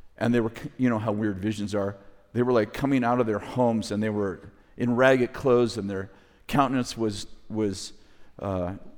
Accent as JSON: {"language": "English", "region": "California", "country": "United States", "said": "I'm from California"}